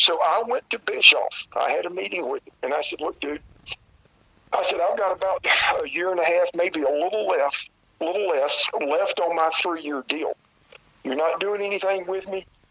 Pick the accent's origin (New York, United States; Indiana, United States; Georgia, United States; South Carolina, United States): South Carolina, United States; I was born and raised here in South Carolina